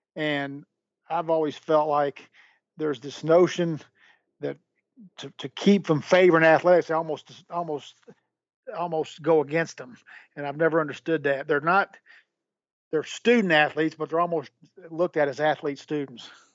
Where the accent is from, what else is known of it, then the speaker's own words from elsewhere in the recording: Nashville, Tennessee, United States; I was living in Nashville, it's my hometown